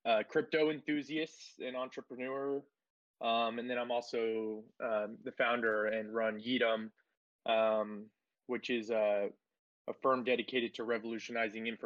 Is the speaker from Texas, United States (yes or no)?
yes; Fort Worth, Texas, United States; also born or lived in Seville, Spain; I was born in Seville, Spain. I grew up in Fort Worth, Texas. South Central Fort Worth